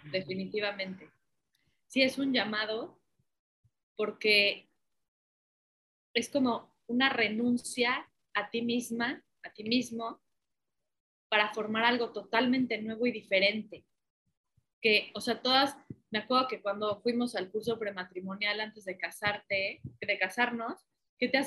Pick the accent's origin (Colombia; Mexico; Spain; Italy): Mexico; Puebla; now in Mérida, Mexico; soy de Puebla, tengo 32 años